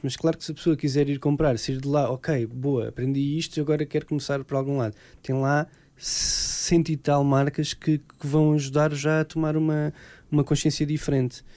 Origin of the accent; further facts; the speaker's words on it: Alentejo, Portugal; eu sou alentejano